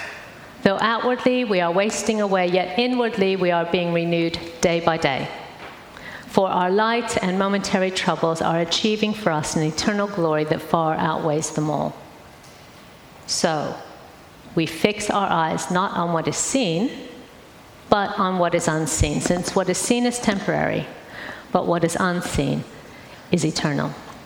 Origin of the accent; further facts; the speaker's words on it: St. Louis, Missouri, United States; Because my accent's changed quite a bit. But I grew up in St. Louis in the middle of America.